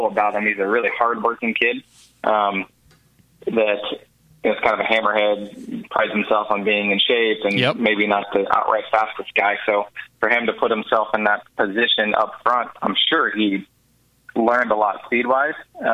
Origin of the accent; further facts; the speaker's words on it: Houston, Texas, United States; I'm born and raised in Houston